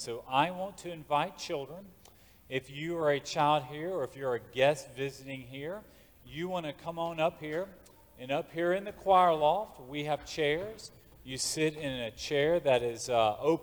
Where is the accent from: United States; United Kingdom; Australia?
United States